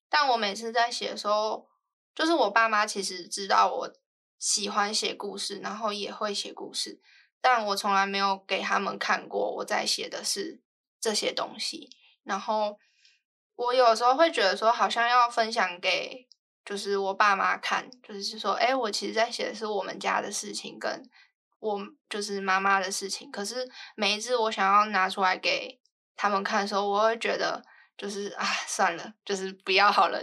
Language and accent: Chinese; Taiwan; also born or lived in Guizhou, China; 后来回到台湾上幼稚园过后